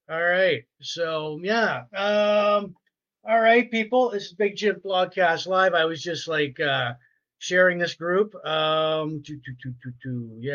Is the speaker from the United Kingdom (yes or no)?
no; Sarnia, Ontario, Canada; So I grew up in Sarnia.